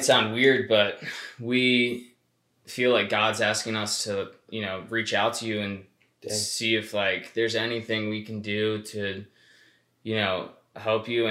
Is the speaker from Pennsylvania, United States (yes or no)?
yes; Hershey, Pennsylvania, United States; moved away as an adult; also born or lived in Baltimore / South Florida / State College, Pennsylvania; now in Asheville, United States; I was born and raised in Hershey, Pennsylvania.